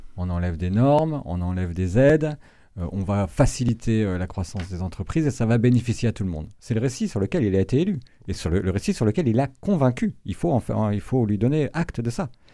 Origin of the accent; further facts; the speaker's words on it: Brittany, France; moved away; je suis originaire de Bretagne